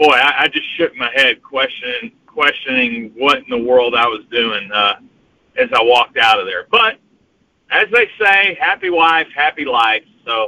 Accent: the South, United States; accent: southern drawl; I am showing or sounding off my southern draw here

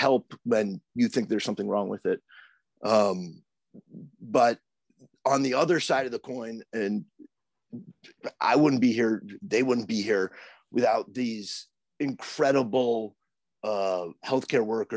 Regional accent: Plattsburgh, New York, United States; now in Providence, United States; I grew up in Plattsburgh

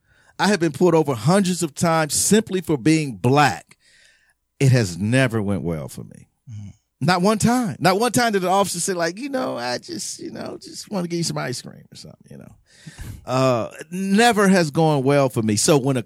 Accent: Los Angeles, California, United States; born there; Where I'm really from? And I was born here before that.

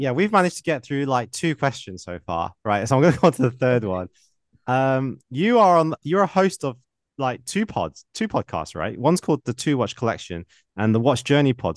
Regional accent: United Kingdom; accent: British; my British accent

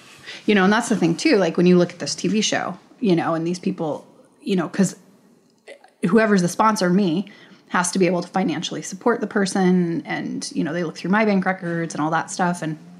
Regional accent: United States; And as an American in America, like you don't feel that way because you don't. It's your culture.

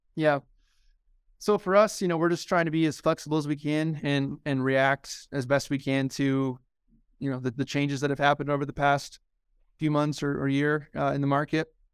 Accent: Omaha, Nebraska, United States; moved away as an adult; also born or lived in Lincoln, Nebraska / Baltimore, Maryland / Stanford, California / San Francisco Bay Area; I'm originally from Nebraska, born and raised in Omaha.

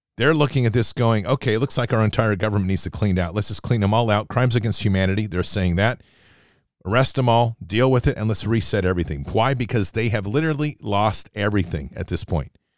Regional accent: United States; as an American

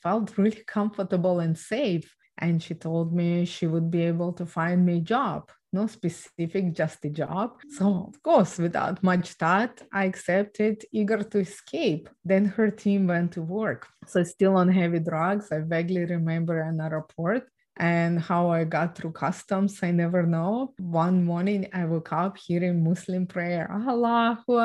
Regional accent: Ukraine; I was born and raised in Ukraine

